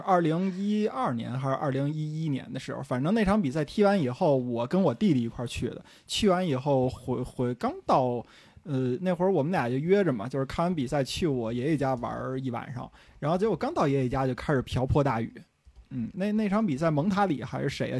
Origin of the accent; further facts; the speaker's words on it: Beijing, China; 我作为一个土生土长的北京人啊